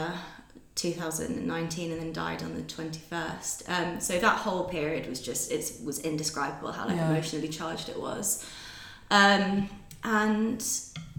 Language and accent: English; London, United Kingdom; I was from London.